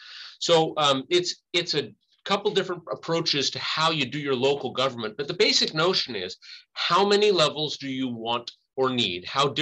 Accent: Anchorage, Alaska, United States; moved away as an adult; now in Juneau, United States; I was born and raised in Anchorage, but I went to college outside and immediately upgraded, came to Southeast.

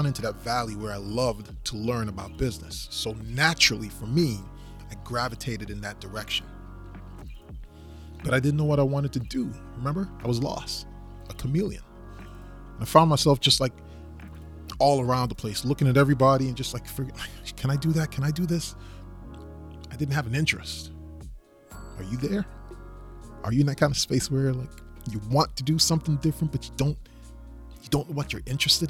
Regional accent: U.S. Virgin Islands; moved away as an adult; also born or lived in Maryland / Central Florida; So originally, I'm from the Virgin Islands, St. Thomas. And I moved to the United States, the mainland, of course, back in 1996 when I went for college.

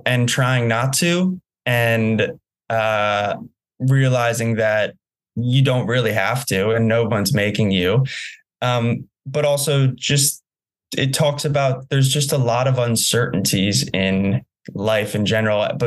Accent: New Jersey, United States; moved away; I had a wonderful upbringing in New Jersey

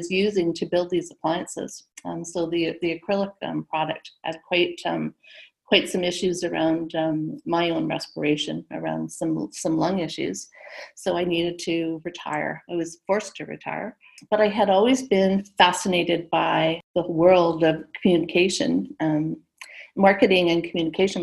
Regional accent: Vancouver, British Columbia, Canada; I was born in Vancouver, where I'm sitting right now. So born here and living here

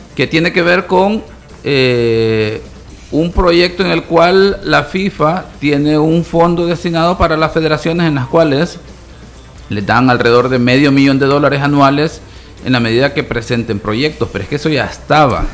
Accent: El Salvador; como salvadoreño, aficionado al fútbol

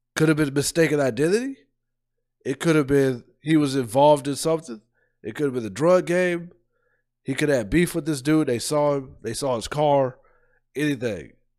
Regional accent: Columbus, Ohio, United States; I'm from Columbus

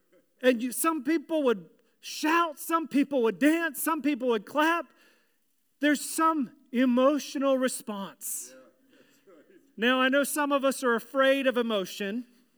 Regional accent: Virginia, United States; but in the church that I grew up in Virginia, there was a little thing called shout time.

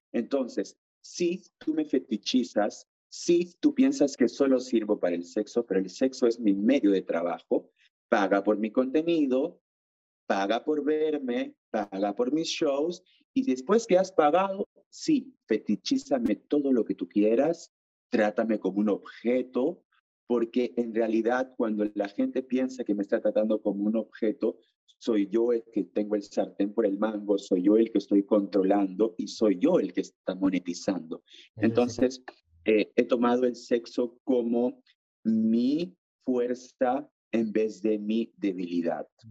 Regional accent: Iquitos, Loreto, Peru; also born or lived in Lima, Peru / Chile; now in France; yo soy de Iquitos, de la selva del Perú

